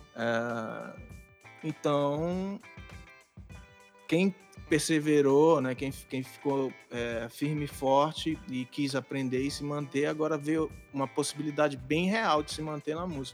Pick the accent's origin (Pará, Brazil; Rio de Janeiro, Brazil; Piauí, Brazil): Pará, Brazil; Castanhal; moved away as an adult; now in Belém, Brazil; eu sou de Castanhal, né? Que é uma cidade que fica alguns quilômetros de Belém